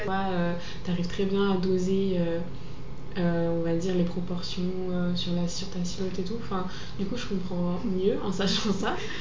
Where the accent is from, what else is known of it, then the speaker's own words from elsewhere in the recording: Normandy, France; now in Lyon, France; je viens de Normandie à la base